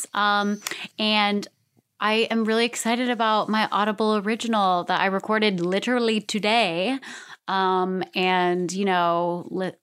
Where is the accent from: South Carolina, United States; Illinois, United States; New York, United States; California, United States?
California, United States; Southern; I'm from Southern California